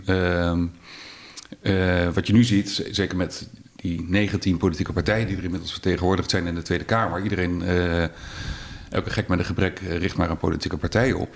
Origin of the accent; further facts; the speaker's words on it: The Hague, South Holland, Netherlands; moved away as an adult; also born or lived in Rotterdam / Berlin; now in Twente, Netherlands; ik ben opgegroeid in Den Haag